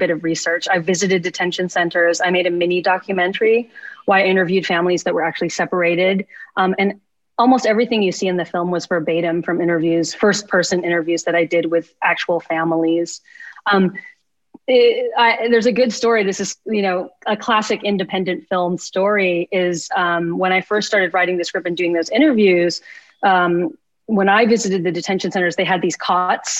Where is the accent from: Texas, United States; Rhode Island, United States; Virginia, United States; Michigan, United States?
Texas, United States; Lubbock; moved away; I grew up in Lubbock, Texas. That's where I grew up